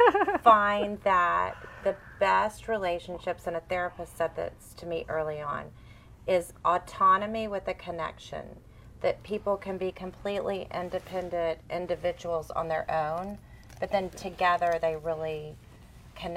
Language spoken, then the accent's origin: English; Fort Bend County, Texas, United States; I grew up in Fort Bend County